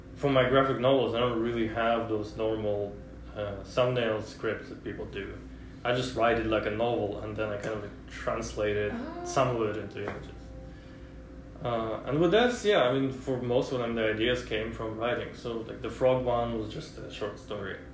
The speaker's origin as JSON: {"language": "English", "country": "Russia", "tie": "born or raised there", "second_language": "English", "moved": "as an adult", "lives_now": "United States", "said": "when I was growing up in Russia"}